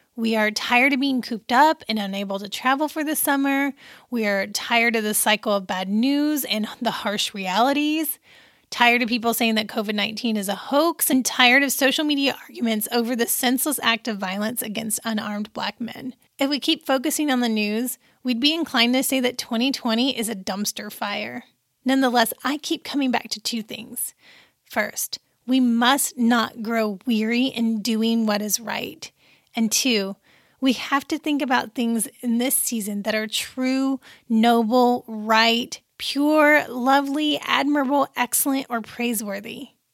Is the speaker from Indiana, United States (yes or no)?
yes; Indiana, United States; also born or lived in Pisa, Italy; my home state